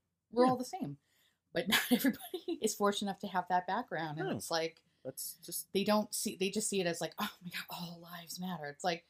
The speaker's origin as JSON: {"language": "English", "town": "New York City", "region": "New York", "country": "United States", "tie": "born or raised there", "said": "I grew up in New York City. I grew up in Queens. I grew up having a lot of friends of all different backgrounds and ethnicities"}